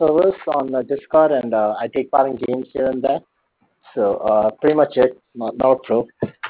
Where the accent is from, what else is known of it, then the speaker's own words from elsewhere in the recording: India; now in Qatar; I stay in Qatar. I'm originally from India.